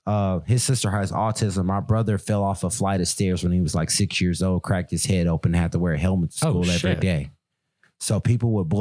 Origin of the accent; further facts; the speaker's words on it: Michigan, United States; also born or lived in Baton Rouge, Louisiana; I'm a Louisiana boy for life. But I grew up in Michigan